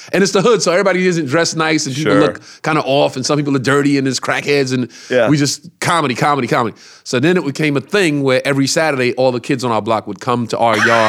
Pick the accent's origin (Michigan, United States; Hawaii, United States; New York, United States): New York, United States; Brooklyn; We grew up on Decatur Street in Brooklyn.